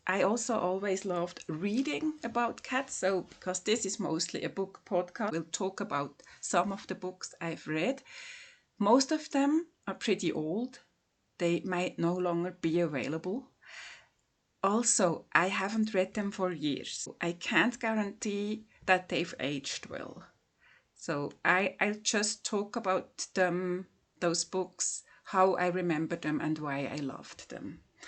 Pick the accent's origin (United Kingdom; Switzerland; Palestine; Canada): Switzerland; from Switzerland.